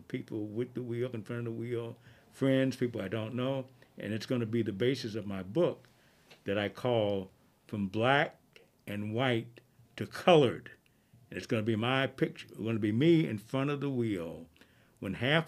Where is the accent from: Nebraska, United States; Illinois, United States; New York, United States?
Illinois, United States; Chicago; I was born on October 8th, 1947, on the south side of Chicago